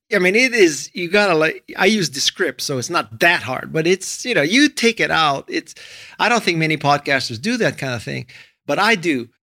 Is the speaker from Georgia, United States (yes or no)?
no; Hawaii, United States; moved away as an adult; also born or lived in Stanford, California / Los Angeles, California; I was born and raised in Hawaii